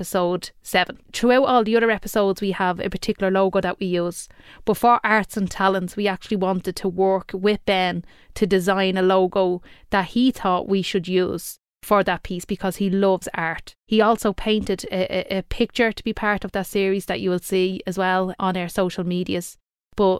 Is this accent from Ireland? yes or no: yes; Dublin, Leinster, Ireland; I'm from Talla